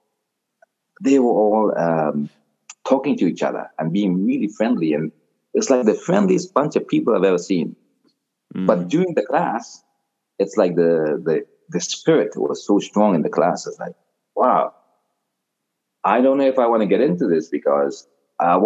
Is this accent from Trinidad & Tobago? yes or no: yes; Trinidad & Tobago; now in Toronto, Canada; I grew up in Trinidad, in a small village in Trinidad.